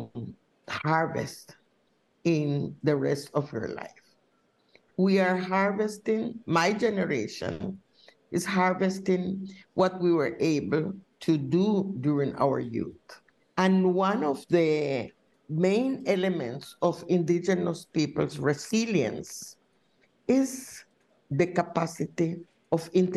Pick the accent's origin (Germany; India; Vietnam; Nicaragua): Nicaragua; Wangki River, Mosquito Coast; I was born in the Huanqui River. This is a river that borders Honduras and Nicaragua. So it was something that we call the Mosquito Coast